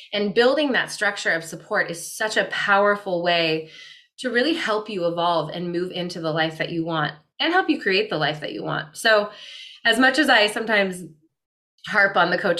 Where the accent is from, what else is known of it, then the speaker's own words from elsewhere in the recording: Midwest, United States; I grew up in the Midwest in more of a scarcity minded home